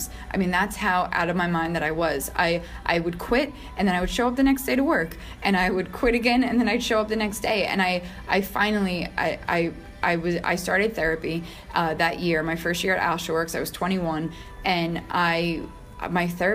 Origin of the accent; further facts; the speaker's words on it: New York, United States; I'm born and raised in New York